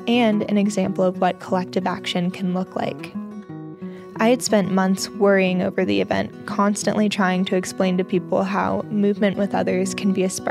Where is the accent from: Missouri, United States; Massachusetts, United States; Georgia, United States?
Georgia, United States; As a kid growing up in Georgia